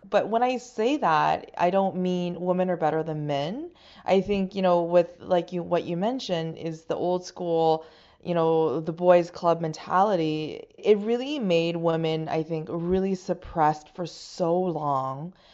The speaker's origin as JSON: {"language": "English", "country": "China", "tie": "born or raised there", "second_language": "English", "moved": "yes", "lives_now": "Canada", "said": "I was born and raised in China"}